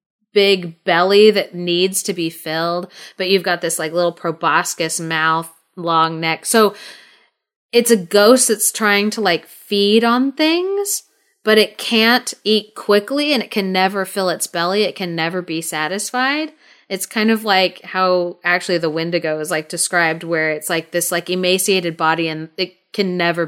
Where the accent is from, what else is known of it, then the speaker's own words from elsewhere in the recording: Thailand; So for the listeners, I grew up in Thailand. I lived there for 12 years while I was a kid growing up.